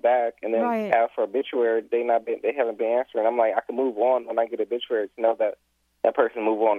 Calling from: Los Angeles, California, United States; I'm calling from South L.A.

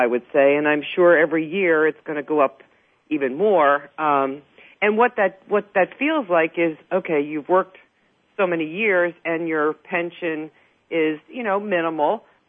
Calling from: New Jersey, United States; I'm calling from New Jersey.

